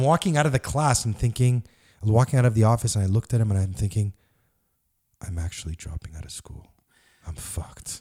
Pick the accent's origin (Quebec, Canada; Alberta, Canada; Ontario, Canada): Quebec, Canada; Montreal; I grew up in Park X on Wiseman and Liège and Crémazy